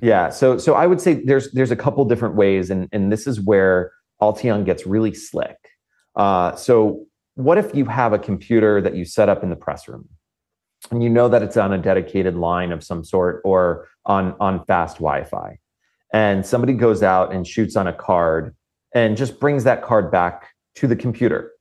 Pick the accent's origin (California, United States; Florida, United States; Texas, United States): Florida, United States; I come from Florida, and um, I I've witnessed countless hurricanes in my lifetime